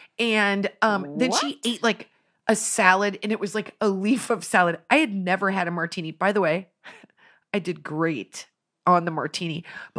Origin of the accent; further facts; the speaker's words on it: Finland; You know, I'm from Finland. I'm celebrating this day.